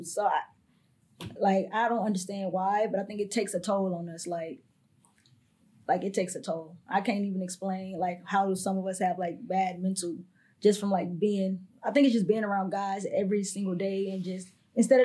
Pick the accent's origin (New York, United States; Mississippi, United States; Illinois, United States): Mississippi, United States; moved away as an adult; growing up, you know, I'm from Mississippi.